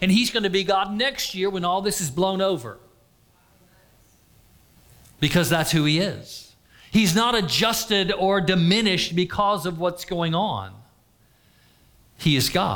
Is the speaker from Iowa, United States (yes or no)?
no; Florida, United States; I was raised in Florida